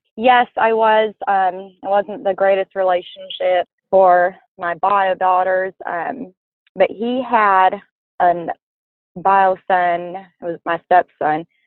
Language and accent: English; California, United States; I'm from California in the city, total girly girl